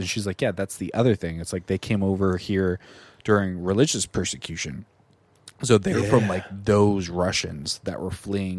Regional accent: California, United States; we're from California

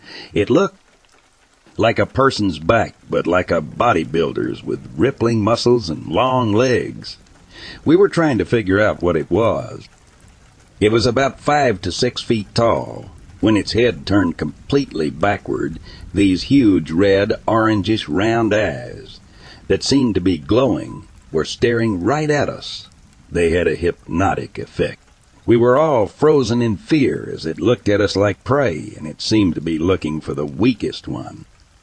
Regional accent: Clearfield, Pennsylvania, United States; I'm from Clearfield, Pennsylvania. My friend and I used to go to a local train bridge down from the VFW and hang out at night.

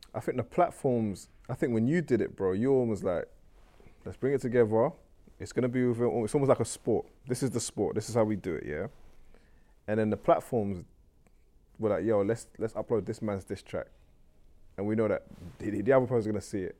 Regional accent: Nigeria; I'm Nigerian

